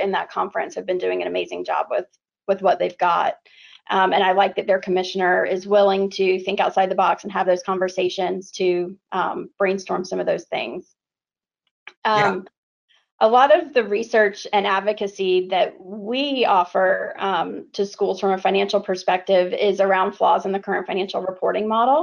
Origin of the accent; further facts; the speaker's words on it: Florida, United States; I grew up in Florida